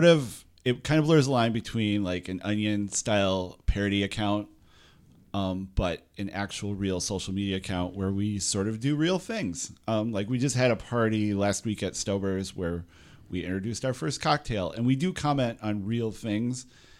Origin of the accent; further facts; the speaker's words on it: the Thumb, Michigan, United States; now in Lansing, United States; I'm from the Thumb.